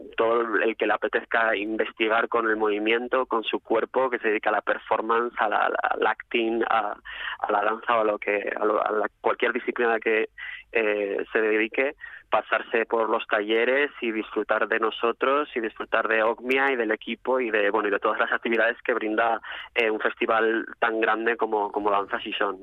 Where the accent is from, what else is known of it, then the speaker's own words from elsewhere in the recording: Mieres, Asturias, Spain; moved away as an adult; now in Madrid, Spain; Mi tierra natal, sí. Yo soy de nacido en Mieres